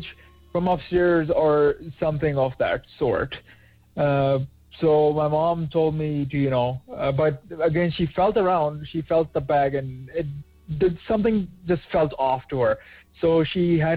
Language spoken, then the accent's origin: English; Pakistan; now in Toronto, Canada; back when I was still in my home country of Pakistan